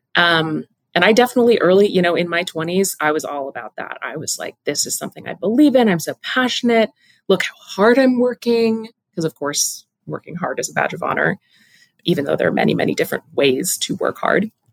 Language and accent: English; Pacific Northwest, home state of Washington, United States; growing up in the Pacific Northwest, we're, we're little, you know, forest gremlins as children